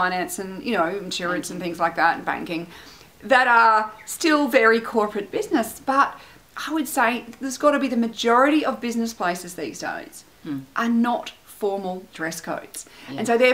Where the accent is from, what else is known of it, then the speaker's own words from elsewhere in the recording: Canberra, Australian Capital Territory, Australia; moved away; also born or lived in Melbourne; growing up in Canberra, which is a small city.